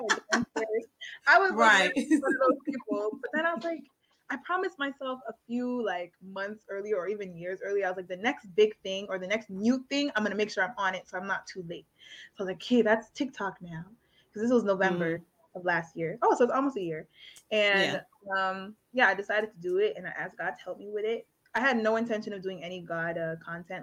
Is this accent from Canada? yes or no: yes; Canada; I was always in Canada because I was born in Canada